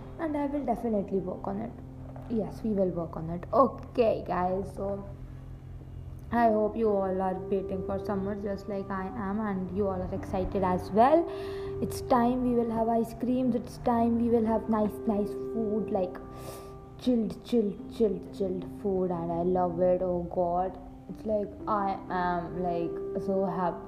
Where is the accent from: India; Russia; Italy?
India; Ludhiana, Punjab; also born or lived in Chandigarh; I came to my hometown, that is Ludhiana